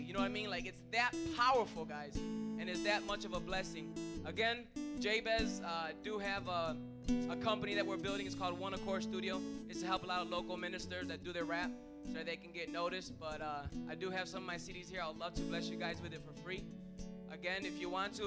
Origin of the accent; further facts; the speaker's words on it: Chicago, Illinois, United States; now in Miami, United States; I'm from, born and raised in Chicago, but I am in Miami with my wife